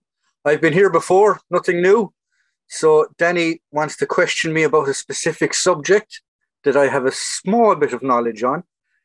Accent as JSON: {"language": "English", "country": "Ireland", "said": "Is it because I'm Irish, is it?"}